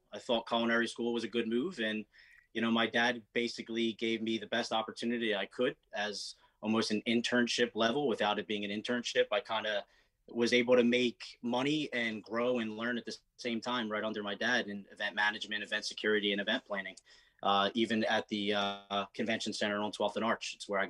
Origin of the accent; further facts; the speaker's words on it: Philadelphia, Pennsylvania, United States; I was born and raised in the events and entertainment scene in Philadelphia.